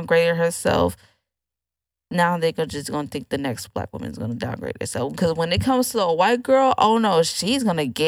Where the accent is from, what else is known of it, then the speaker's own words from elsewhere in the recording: Oakland, California, United States; now in Houston, United States; I'm from California